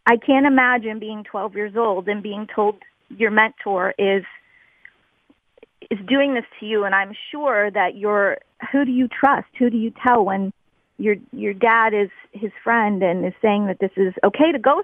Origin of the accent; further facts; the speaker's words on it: Crafton, Pennsylvania, United States; We grew up in Crafton, went to St. Philip's School and Parish in Crafton.